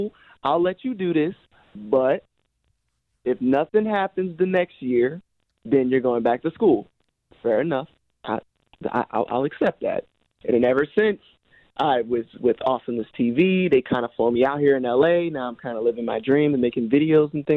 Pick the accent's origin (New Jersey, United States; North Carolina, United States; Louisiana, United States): New Jersey, United States; I'm from Jersey